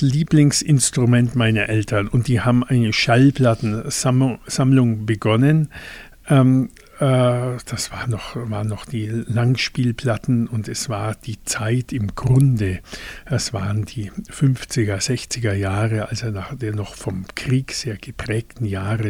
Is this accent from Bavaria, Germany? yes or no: yes; Hohenschwangau, Bavaria, Germany; also born or lived in Füssen; Meine Heimat ist hier in Hohenschwangau.